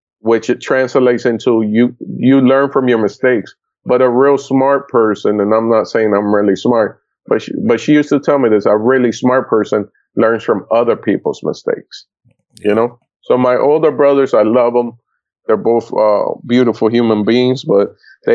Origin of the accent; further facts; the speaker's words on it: Florida, United States; also born or lived in Puerto Rico / Dominican Republic / New York; we moved down to Florida, and I grew up in Florida. So I'm a Florida boy